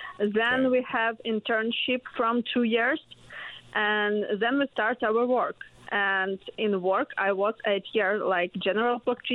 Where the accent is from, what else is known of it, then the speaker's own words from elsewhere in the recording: Ukraine; English is a second language; moved away as an adult; now in Newfoundland and Labrador, Canada; I'm from Ukraine.